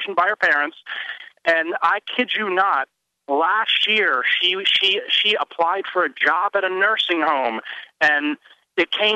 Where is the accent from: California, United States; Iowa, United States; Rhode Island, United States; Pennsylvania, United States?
Pennsylvania, United States; small town 25 miles outside of Philly; I've lived in my hometown